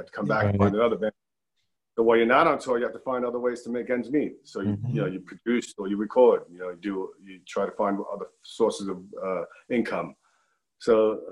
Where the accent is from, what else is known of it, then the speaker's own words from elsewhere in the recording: New York City, New York, United States; I was born, raised, in New York, so I feel like I'm a New Yorker